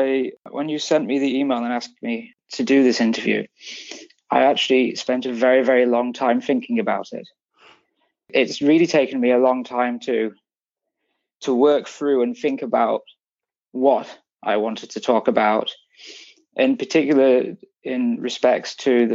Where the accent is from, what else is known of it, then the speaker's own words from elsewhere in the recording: England, United Kingdom; No, I'm English. I grew up in England